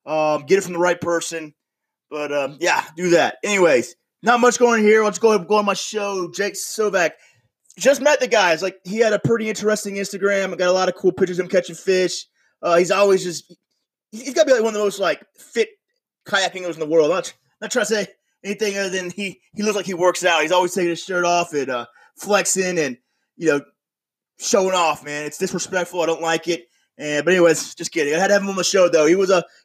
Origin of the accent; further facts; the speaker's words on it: Panama City, Florida, United States; now in upstate New York, United States; I'm originally from Panama City, Florida. So you know I grew up around the Gulf Coast.